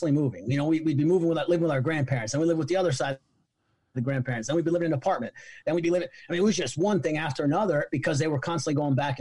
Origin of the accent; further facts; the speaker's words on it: Middletown, New York, United States; now in Charlottesville, United States; we were born and raised in Middletown, New York. It's about an hour away from New York City, little tiny town